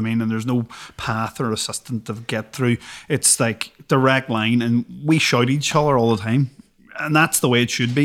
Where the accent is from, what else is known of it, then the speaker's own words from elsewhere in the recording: Derry, Northern Ireland, United Kingdom; growing up in Derry